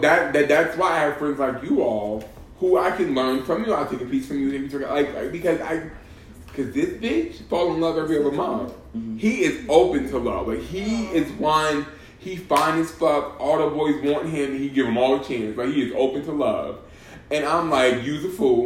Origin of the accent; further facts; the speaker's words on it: Boston, Massachusetts, United States; I'm from Boston